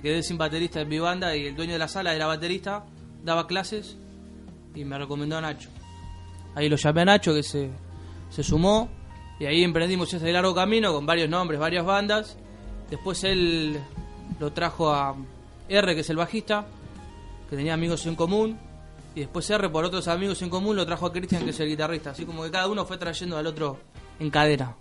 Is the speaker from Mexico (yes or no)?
no; Banfield, Buenos Aires Province, Argentina; Nosotros particularmente somos de Banfield más de Zamora.